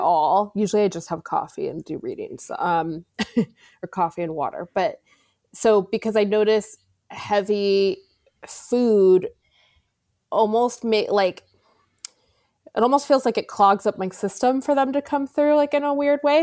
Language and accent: English; Arizona, United States; I grew up in Arizona